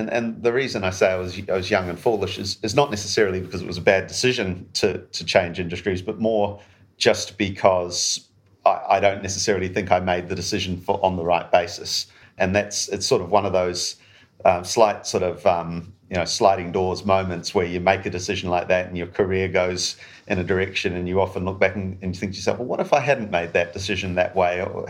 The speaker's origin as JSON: {"language": "English", "country": "New Zealand", "accent": "New Zealand", "moved": "yes", "lives_now": "United Kingdom", "said": "I'm a New Zealander, which you can probably hear in my accent, although some people tell me I've lost a bit of that over the years because I've been in the UK now for around 15 years."}